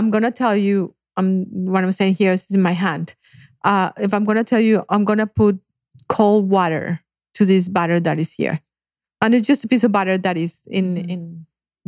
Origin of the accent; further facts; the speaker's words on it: Colombia; moved away; I grew up in Colombia